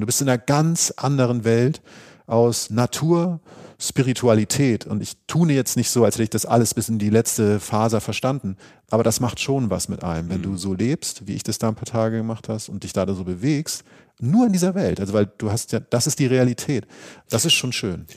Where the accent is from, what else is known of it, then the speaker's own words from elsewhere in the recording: Northern Germany, Germany; Da komme ich, der Leuchtturm aus Norddeutschland